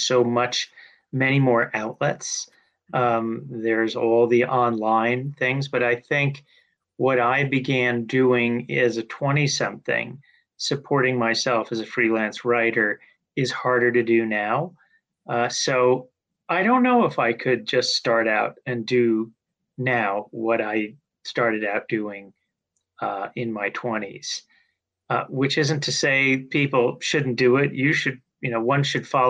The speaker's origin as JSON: {"language": "English", "area": "Long Island", "region": "New York", "country": "United States", "tie": "born or raised there", "moved": "yes", "said": "the community where I grew up on Long Island"}